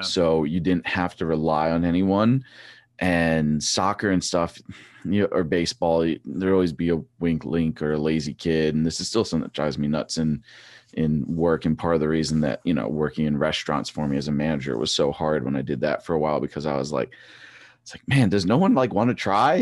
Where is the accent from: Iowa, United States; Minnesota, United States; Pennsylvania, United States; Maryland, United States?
Pennsylvania, United States; Trexlertown; I grew up in Trexler Town.